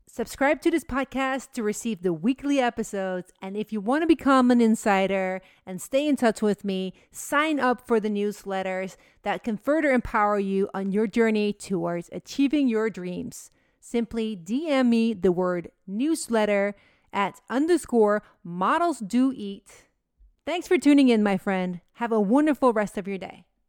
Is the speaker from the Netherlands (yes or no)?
yes; Netherlands; moved away as an adult; now in United States; Holland, my home country, to visit my family.